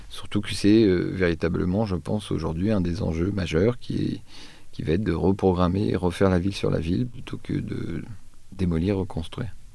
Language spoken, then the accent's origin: French; Troyes, Grand Est, France; moved away; je suis originaire de Troyes, je ne sais pas si vous connaissez Troyes, c'est en Champagne.